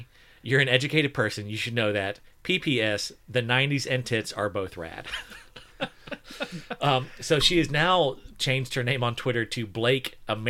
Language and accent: English; Canada; I'm Canadian, and the artist is Italian.